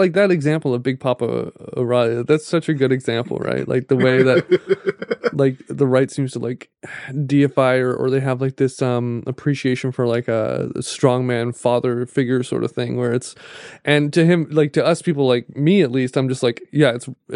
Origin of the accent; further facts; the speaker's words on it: Canada; as a Canadian